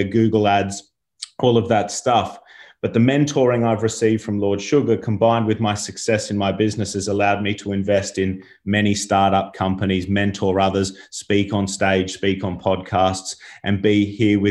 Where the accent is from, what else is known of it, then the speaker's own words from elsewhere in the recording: Australia; moved away as an adult; also born or lived in London; now in United Kingdom; as you can tell from my voice here, I'm from Australia